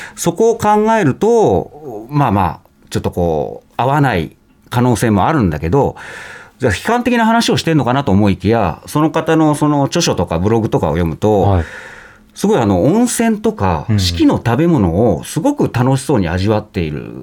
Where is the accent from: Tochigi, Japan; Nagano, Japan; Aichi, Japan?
Nagano, Japan; 僕、長野なんですけどもね